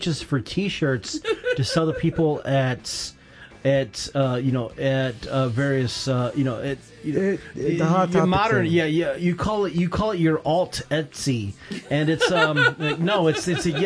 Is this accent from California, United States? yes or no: no; Michigan, United States; Growing up in Michigan